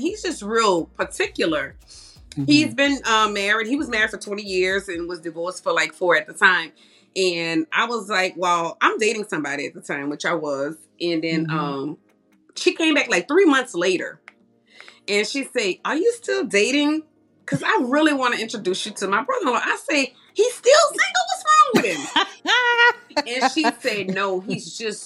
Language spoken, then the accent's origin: English; New Orleans, Louisiana, United States; moved away as an adult; now in Conyers, United States; I'm from New Orleans.